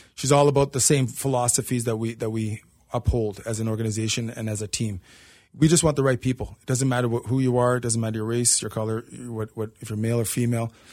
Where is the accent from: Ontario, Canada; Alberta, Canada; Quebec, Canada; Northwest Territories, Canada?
Ontario, Canada; Toronto; moved away as an adult; now in Cincinnati, United States; I'm from Toronto, so hockey is our sport